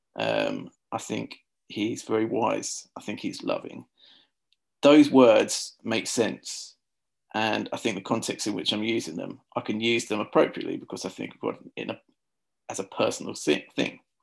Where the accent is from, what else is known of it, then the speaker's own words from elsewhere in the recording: Luton, East of England, United Kingdom; I'm from a town called Luton. Uh, we, we say Luton here in Luton